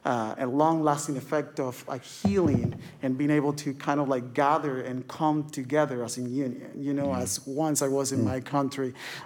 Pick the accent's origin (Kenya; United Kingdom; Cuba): Cuba; I am considered, or I identify myself as an Afro-Latino. I'm from Cuba.